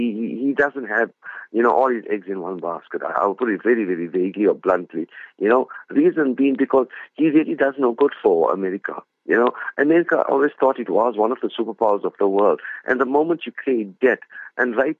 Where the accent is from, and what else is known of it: South Africa